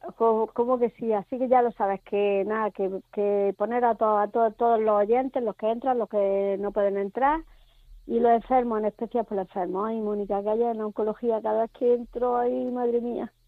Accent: Tíjola, Andalusia, Spain; now in Almería, Spain; Yo soy de Tijola, pero vivo en Almería.

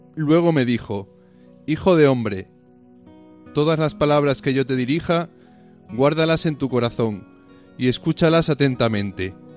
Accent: Sádaba, Aragon, Spain; moved away as an adult; also born or lived in Benin / Niger; Yo nací en un pueblo de Zaragoza, Sádaba, de las cinco villas. Y allí estuve toda mi infancia.

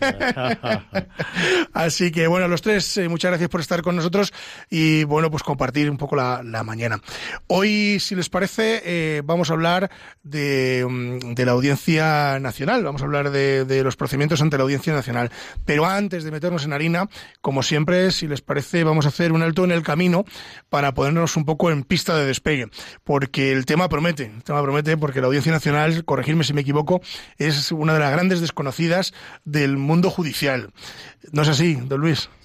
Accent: Ávila, Castile and León, Spain; Valeriano y yo de Ávila, aunque mi inglés es de Burgos, pero realmente somos de Ávila

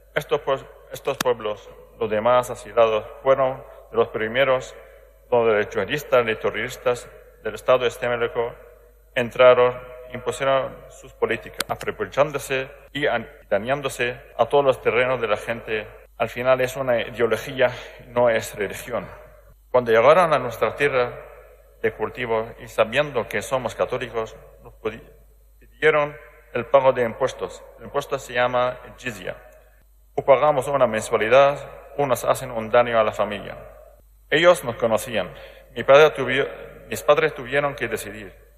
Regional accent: Aleppo, Aleppo Governorate, Syria; Spanish is a second language; moved away; Alepo, de mi ciudad

